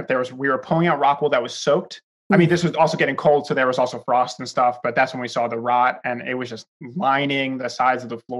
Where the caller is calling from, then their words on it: New York, United States; I am calling in from New York